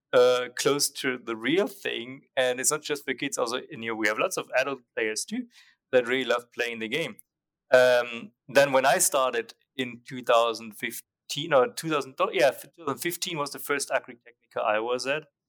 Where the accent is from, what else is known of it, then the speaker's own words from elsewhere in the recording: Nuremberg, Bavaria, Germany; moved away as an adult; I went back to Germany and they opened up an office near my hometown, Nuremberg